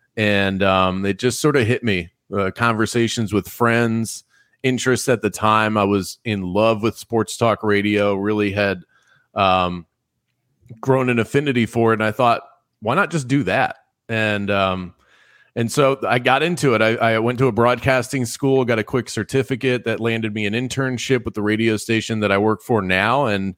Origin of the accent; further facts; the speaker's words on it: Fort Lauderdale, Florida, United States; also born or lived in Baltimore; I was originally born in Baltimore, Maryland. My entire extended family still lives up there. My immediate family, we moved down to South Florida and the Fort Lauderdale area. That's where I spent the majority of my childhood, so like 7 to 17.